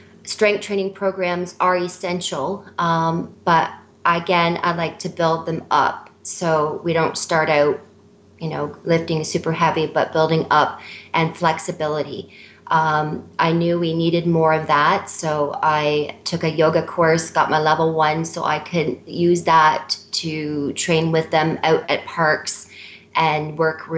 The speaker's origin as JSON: {"language": "English", "country": "Canada", "said": "We're Canadian."}